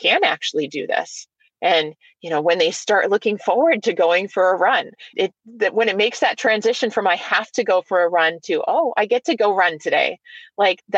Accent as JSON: {"language": "English", "region": "New Hampshire", "country": "United States", "tie": "born or raised there", "moved": "yes", "lives_now": "Michigan, United States", "said": "I'm going to go back to my home state of New Hampshire"}